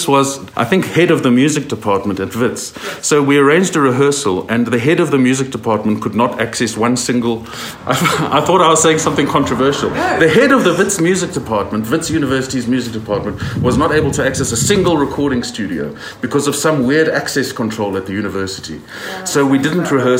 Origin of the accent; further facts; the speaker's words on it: Johannesburg, Gauteng, South Africa; born and bred in Johannesburg, South